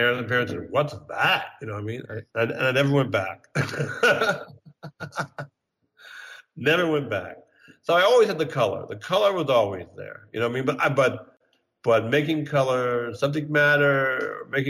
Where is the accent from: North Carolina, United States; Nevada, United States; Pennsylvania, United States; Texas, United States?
Pennsylvania, United States; Bryn Mawr; born or raised there; moved away as an adult; also born or lived in New York